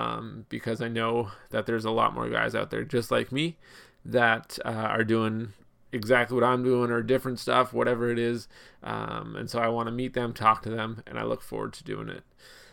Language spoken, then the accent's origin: English; Ontario, Canada; My wife and I, we live in Canada. We're from Ontario.